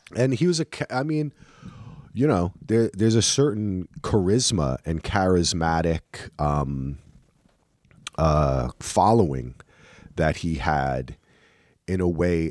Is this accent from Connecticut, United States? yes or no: no; New Jersey, United States; I'm from New Jersey